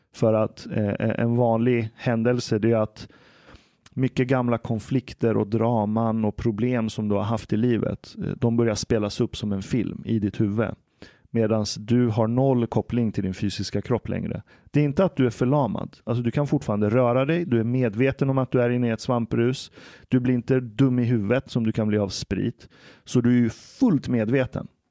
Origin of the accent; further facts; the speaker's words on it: Stockholm, Stockholm County, Sweden; also born or lived in Iran; Jag växte upp här i Stockholm